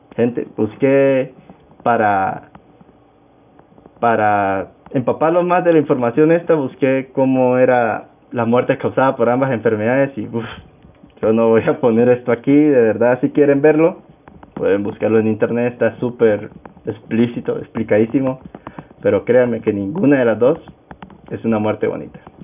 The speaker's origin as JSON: {"language": "Spanish", "region": "Táchira", "country": "Venezuela", "tie": "born or raised there", "said": "soy venezolano, actualmente vivo en el estado Táchira, me crié en el estado Táchira, tachirense"}